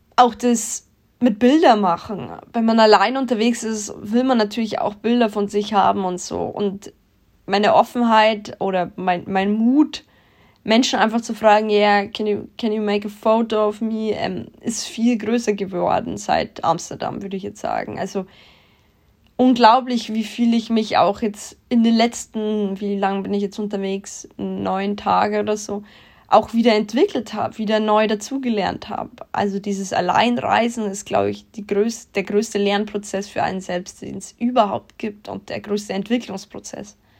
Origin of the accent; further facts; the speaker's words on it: Germany; bei uns in Deutschland